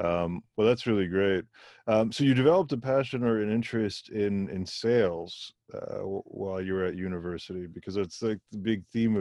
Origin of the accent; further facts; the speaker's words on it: Germany; moved away; I was born in Germany. And it's also a football hungry country.